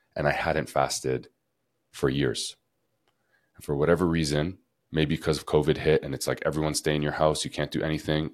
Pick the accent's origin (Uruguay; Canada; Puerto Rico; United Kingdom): Canada; moved away as an adult; now in Costa Rica; growing up in Canada